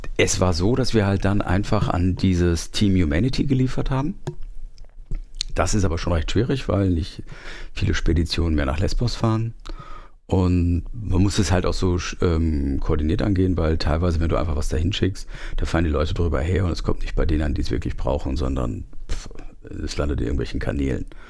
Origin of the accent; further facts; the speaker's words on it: Germany; aus meinem Heimatort Fechter